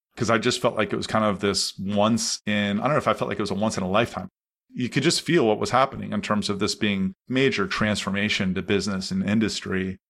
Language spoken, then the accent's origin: English; Columbus, Ohio, United States; also born or lived in Anderson, Indiana; I grew up in Columbus, Ohio